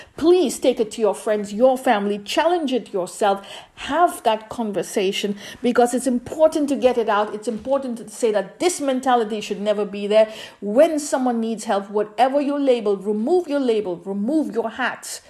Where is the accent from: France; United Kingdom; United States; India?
India; moved away; I'm not Indian anymore